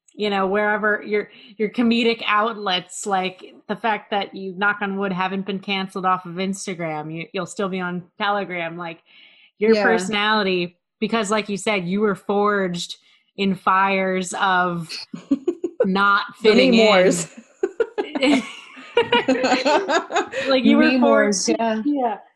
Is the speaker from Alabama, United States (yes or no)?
no; Maryland, United States; I'm from Maryland